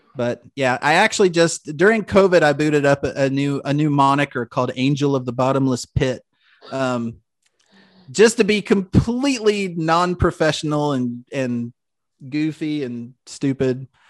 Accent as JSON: {"language": "English", "town": "Louisville", "region": "Kentucky", "country": "United States", "tie": "born or raised there", "said": "born and raised in Louisville"}